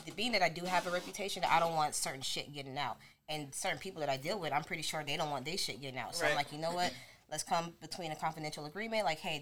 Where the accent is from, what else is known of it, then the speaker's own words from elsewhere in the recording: California, United States; I was born in California too